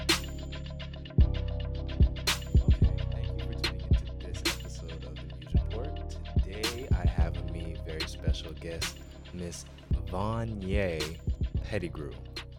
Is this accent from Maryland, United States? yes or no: yes; Baltimore, Maryland, United States; my family's from Baltimore. I was born in Baltimore